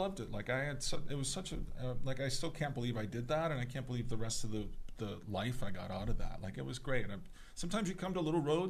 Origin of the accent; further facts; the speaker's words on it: New York, United States; moved away; I'm from New York originally, from the East Coast